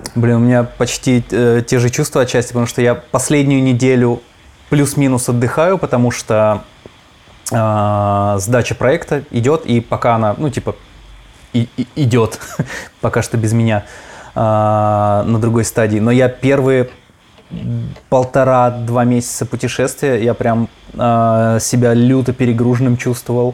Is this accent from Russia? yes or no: yes; Izhevsk, Udmurtia, Russia; у меня в Ижевске, естественно, такого не было